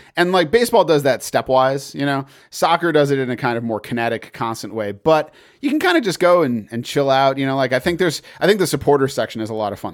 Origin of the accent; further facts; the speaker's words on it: Massachusetts, United States; I grew up in Massachusetts